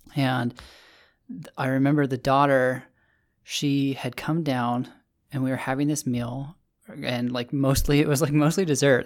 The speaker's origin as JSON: {"language": "English", "country": "United States", "said": "being this American"}